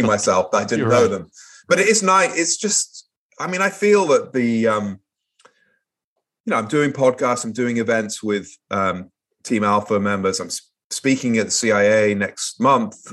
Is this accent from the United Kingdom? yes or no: yes; Manchester, North West England, United Kingdom; moved away as an adult; also born or lived in Portsmouth, England; I grew up in Manchester, an industrial city in northwest of England